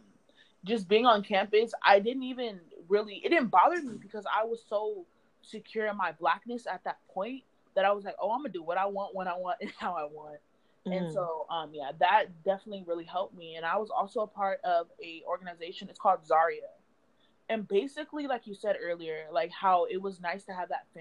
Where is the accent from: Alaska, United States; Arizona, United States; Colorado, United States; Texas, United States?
Arizona, United States; Phoenix; I am from Phoenix, Arizona. I was born and raised here